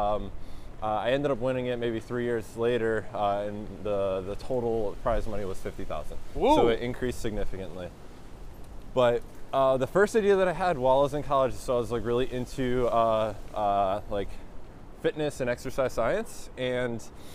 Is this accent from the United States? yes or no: yes; Haledon, North Haledon, Wayne, New Jersey, United States; also born or lived in Ridgewood, New Jersey; I was born in northern New Jersey, a town called Ridgewood, but I grew up in Haledon, North Haledon, Wayne, a few different places.